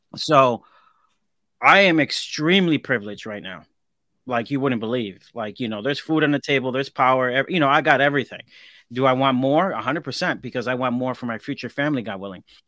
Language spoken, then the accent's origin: English; Hartford, Connecticut, United States; I grew up in Hartford, Connecticut, the ghetto.